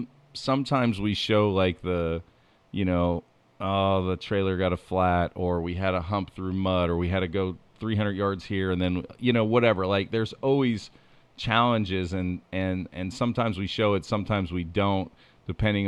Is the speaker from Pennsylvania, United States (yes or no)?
yes; Pennsylvania, United States; I grew up in Pennsylvania, so I'm very versed in Pennsylvania.